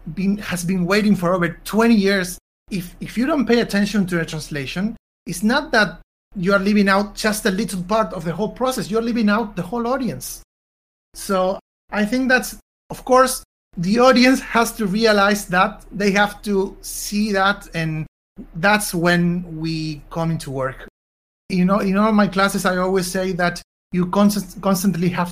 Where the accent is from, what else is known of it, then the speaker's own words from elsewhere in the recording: Argentina; I'm from Argentina